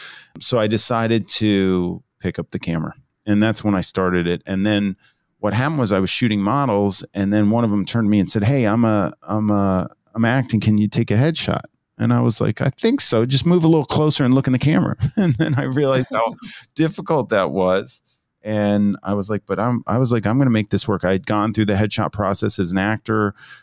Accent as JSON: {"language": "English", "region": "New Jersey", "country": "United States", "said": "I'm from the Jersey Shore"}